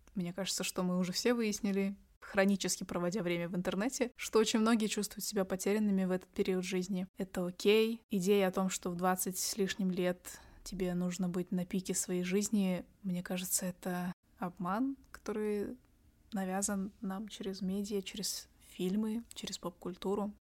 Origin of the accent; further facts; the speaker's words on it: Astana, Kazakhstan; я сама девочка из столицы Казахстана, я из Астаны